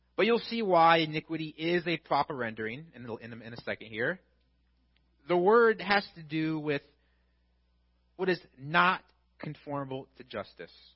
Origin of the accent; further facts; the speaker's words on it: Illinois, United States; because I'm from Illinois